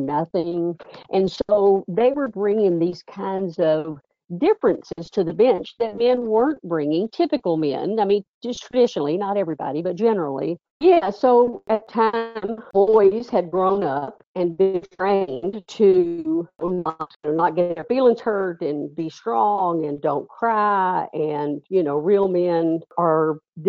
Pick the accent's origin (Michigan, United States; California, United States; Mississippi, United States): Mississippi, United States; now in Louisville, United States; growing up in Mississippi